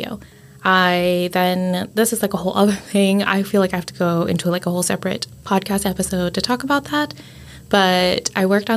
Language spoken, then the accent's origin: English; United States; also born or lived in Richmond / Spain; I was born only in the United States